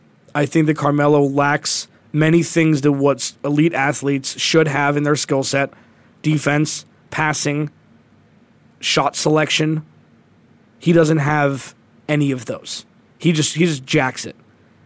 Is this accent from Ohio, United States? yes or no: yes; Ohio, United States; I'm from Ohio.